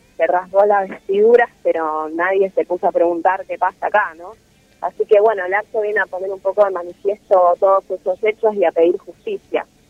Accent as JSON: {"language": "Spanish", "country": "Argentina", "tie": "born or raised there", "said": "las personas negras que nacimos acá en Argentina"}